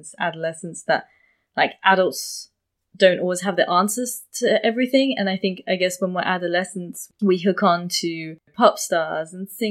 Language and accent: English; London, United Kingdom; where I grew up in London